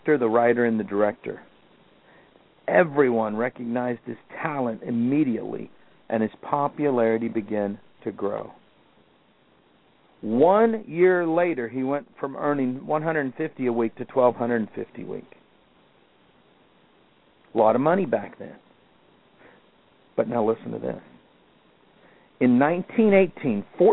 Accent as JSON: {"language": "English", "town": "Kansas City", "country": "United States", "tie": "born or raised there", "said": "I grew up in Kansas City"}